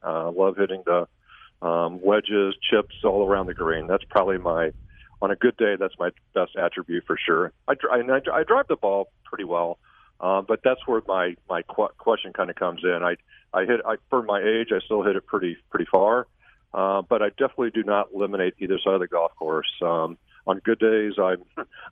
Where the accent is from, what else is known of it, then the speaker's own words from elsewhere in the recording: Cape Girardeau, Missouri, United States; moved away; growing up in Cape Girardeau